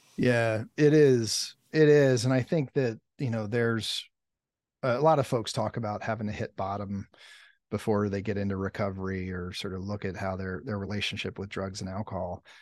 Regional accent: Lancaster County, Pennsylvania, United States; I grew up in, like, rural Pennsylvania, um, Lancaster County area, farmland

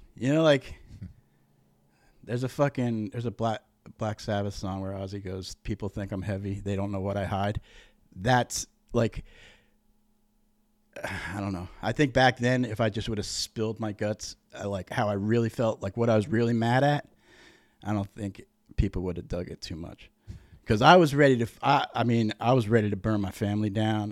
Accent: Montville, Connecticut, United States; also born or lived in Uncasville (Tuaco?); I was born in Tuaco, moved to Montville, like, a little bit over. It was hillbilly. We were raised fucking hillbilly.

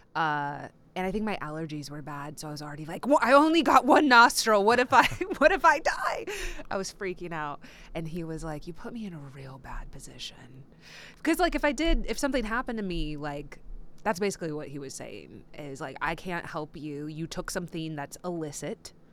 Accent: Texas, United States; I grew up in Texas

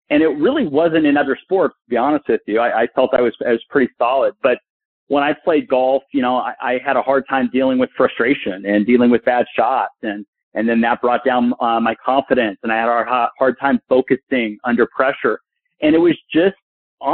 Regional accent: Burbank, California, United States; I grew up in Burbank, California, and played all these other sports

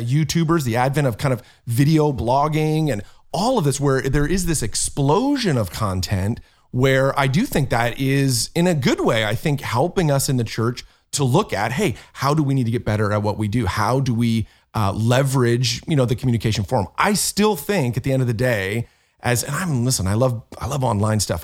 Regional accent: Canada; I'm Canadian

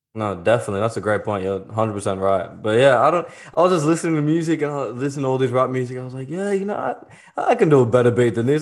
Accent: Sydney, New South Wales, Australia; I'm from Australia.

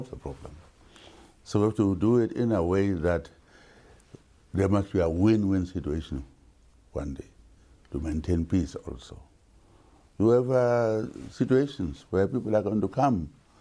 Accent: Namibia; I bought a farm where I was born to call it my home.

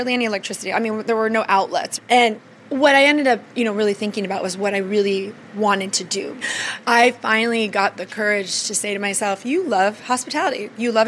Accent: small Ohio town, United States; now in Washington, D.C., United States; There were three stoplights in my hometown

